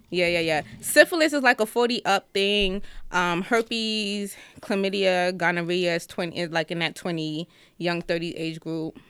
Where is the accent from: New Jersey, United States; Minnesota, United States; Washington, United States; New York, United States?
New York, United States; New York City; also born or lived in Jamaican (father); now in Atlanta, United States; I am from Brooklyn